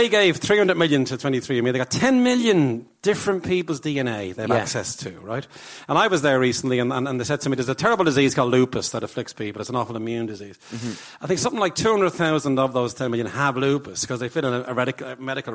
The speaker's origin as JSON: {"language": "English", "country": "Ireland", "said": "I'm your cousin from Ireland"}